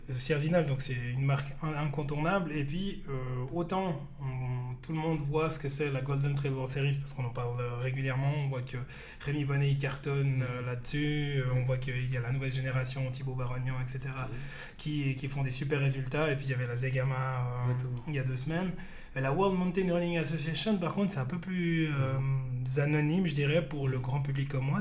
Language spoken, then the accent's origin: French; Fribourg, Switzerland; je suis fribourgeois